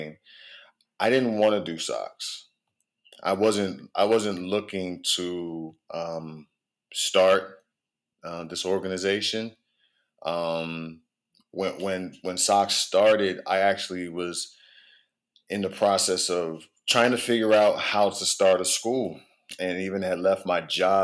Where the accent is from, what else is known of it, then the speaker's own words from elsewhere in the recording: Prince George's County, Maryland, United States; also born or lived in Baltimore, Maryland; I am a native of the DMV. I was born in Baltimore, but I grew up in Prince George's County